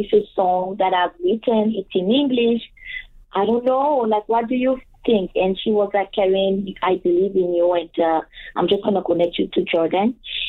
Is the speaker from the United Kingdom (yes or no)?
no; Côte d’Ivoire; English is a second language; moved away as an adult; now in Winnipeg, Canada; I was born and raised in Ivory Coast, which is a Francophone country in West Africa.